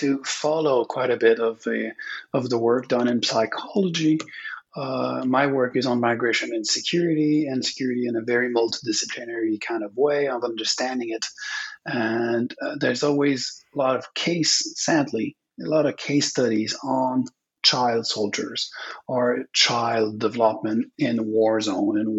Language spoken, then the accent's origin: English; Quebec, Canada; English is a second language; also born or lived in British Columbia; I'm from Quebec. It's a Francophone province in Canada.